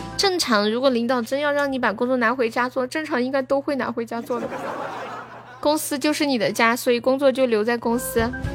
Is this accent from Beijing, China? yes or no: no; Nanchong, Sichuan, China; accent: Nanchong Sichuanese; 我是南充的四川话